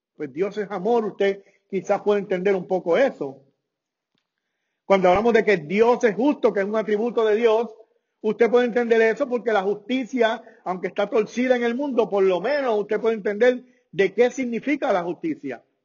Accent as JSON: {"language": "Spanish", "country": "Puerto Rico", "said": "mi país, que yo soy puertorriqueño"}